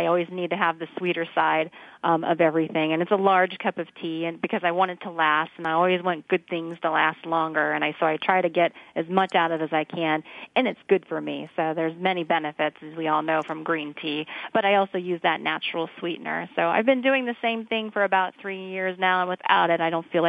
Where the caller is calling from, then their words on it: Orlando, Florida, United States; I'm actually calling from Orlando, Florida today.